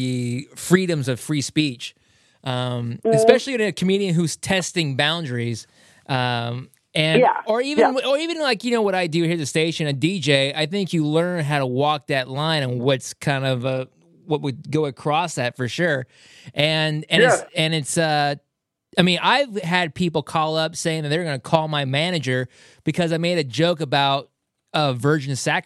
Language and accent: English; Puyallup, Washington, United States; moved away; Wayne's Inn in Puyallup doing a special show at my hometown bar